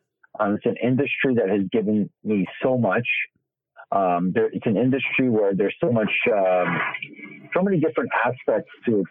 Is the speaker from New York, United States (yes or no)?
yes; New York City, New York, United States; I'm born and raised right in the heart of New York City